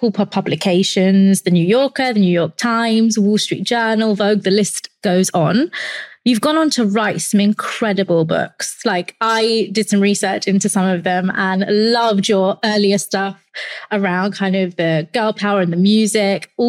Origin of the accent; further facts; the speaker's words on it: London, United Kingdom; I grew up in London